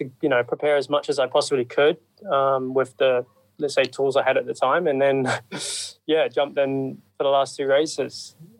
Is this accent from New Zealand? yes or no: yes; New Zealand; one of my best friends actually, Mitch Evans, you know, we grew up together in New Zealand.